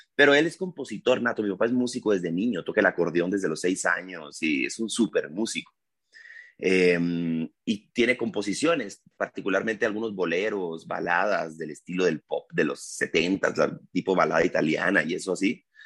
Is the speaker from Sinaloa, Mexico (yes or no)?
yes; Culiacán, Sinaloa, Mexico; moved away as an adult; also born or lived in Mexico City; Cuando llegué en el 2001, siendo de Culiacán, que es además como Sinaloa